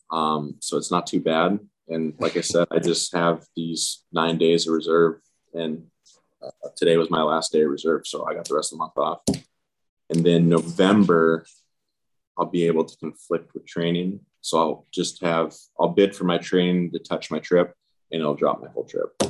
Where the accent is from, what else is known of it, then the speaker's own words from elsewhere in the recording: Seattle, Washington, United States; I usually I'm from Seattle, so I'll hang out in Seattle just because it's a much easier commute.